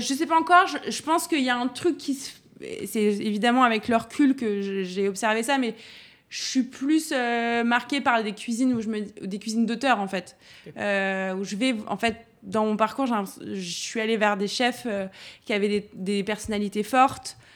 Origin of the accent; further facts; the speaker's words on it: Auxerre, Bourgogne-Franche-Comté, France; also born or lived in Dijon; now in Paris, France; Je suis née à Dijon et j'ai vécu jusqu'à mes 6 ans à côté de Dijon dans un petit village. Euh, et, après, je suis, on est venu à Auxerre avec mes parents